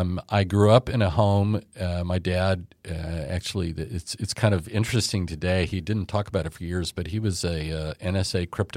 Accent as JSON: {"language": "English", "town": "Dallas", "region": "Texas", "country": "United States", "tie": "born or raised there", "said": "Pretty much. Yeah. My family moved here in 1959."}